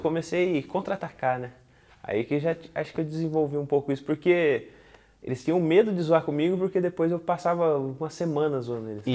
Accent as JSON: {"language": "Portuguese", "town": "Tatuí", "region": "São Paulo", "country": "Brazil", "tie": "born or raised there", "said": "fui criado aqui em Tatuí."}